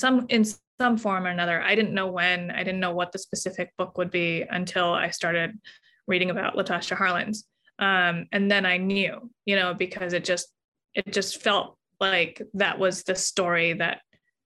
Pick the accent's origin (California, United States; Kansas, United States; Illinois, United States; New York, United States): California, United States; Los Angeles; I'm Korean American